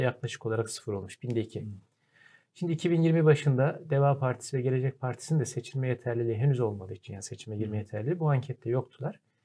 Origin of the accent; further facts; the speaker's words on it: Kırıkkale, Turkey; ben de Kırıkkale'liyim yani Anadolu'nun ortasından bir insanım.